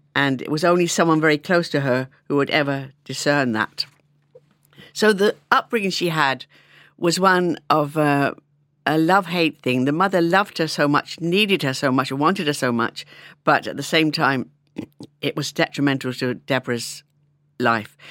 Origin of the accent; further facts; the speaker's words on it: London, United Kingdom; moved away as an adult; now in Ireland; I was from London